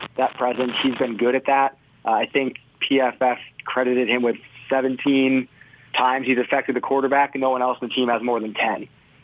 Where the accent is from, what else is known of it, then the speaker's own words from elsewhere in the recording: Michigan, United States; now in Knoxville, United States; Now, I'm from Michigan, but I've gotten really soft since I moved south.